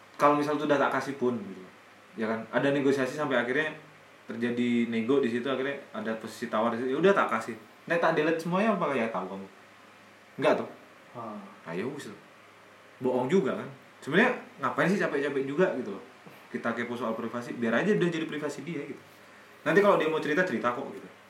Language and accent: Indonesian; Indonesia